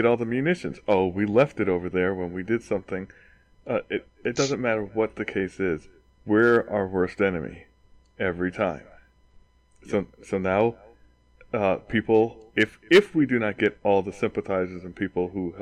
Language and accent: English; United States; we're American